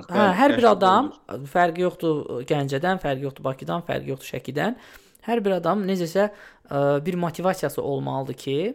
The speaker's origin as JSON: {"language": "Azerbaijani", "town": "Odesa", "region": "Odesa Oblast", "country": "Ukraine", "tie": "born or raised there", "said": "Mən Odessada böyümüşəm"}